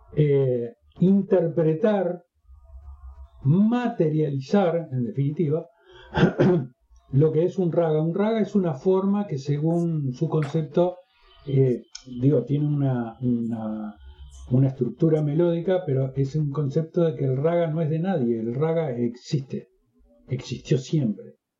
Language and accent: Spanish; Uruguay; En mi país no existe, como existe en México, en Argentina, en Brasil, la carrera de musicoterapia